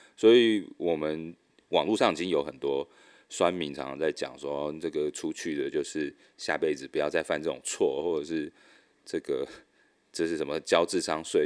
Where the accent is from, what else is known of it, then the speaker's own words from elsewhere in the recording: Taiwan; moved away as an adult; now in Vietnam; 我是在越南这边工作的台干